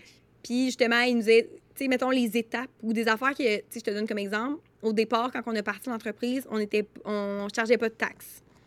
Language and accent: French; Trois-Rivières, Quebec, Canada; on vient de Trois-Rivières